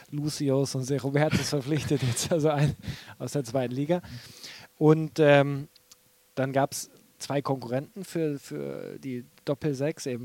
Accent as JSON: {"language": "German", "region": "Bremen", "country": "Germany", "said": "bin ich eigentlich Bremer, kann ich ja nicht Hamburger werden."}